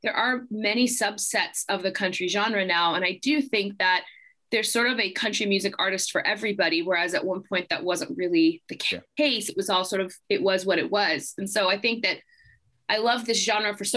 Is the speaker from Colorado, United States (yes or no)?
no; Atlanta, Georgia, United States; also born or lived in Houston, Texas; I grew up in Georgia. I was actually born in Texas. I was born in Houston, Texas. But we didn't live there very, very long